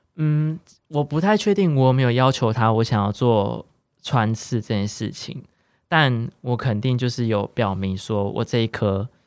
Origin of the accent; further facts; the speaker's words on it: central Taiwan, Taiwan; moved away as an adult; now in Taipei, Taiwan; 因为我是中部人